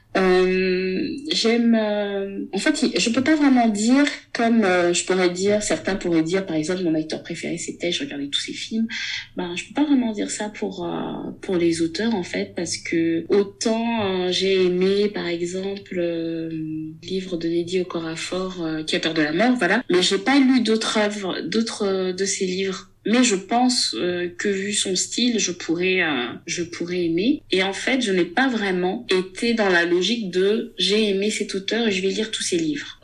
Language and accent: French; Gabon; first language Myene; French is a second language; moved away as an adult; now in France; Je suis gabonaise. Je suis née et grandie au Gabon. Je vis en France depuis 2007.